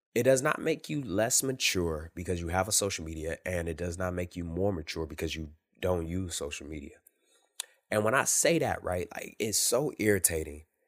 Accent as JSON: {"language": "English", "town": "Detroit", "region": "Michigan", "country": "United States", "tie": "born or raised there", "said": "I grew up in Detroit"}